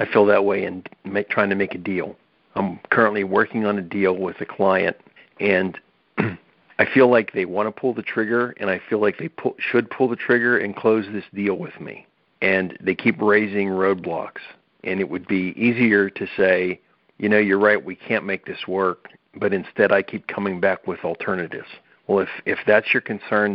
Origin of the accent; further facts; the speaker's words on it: Pennsylvania, United States; we're from Pennsylvania